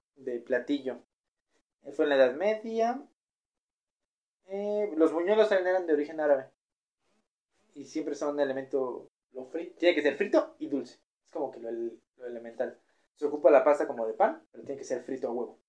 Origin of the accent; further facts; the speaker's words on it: Mexico; ¿Cómo somos los mexicanos para comer?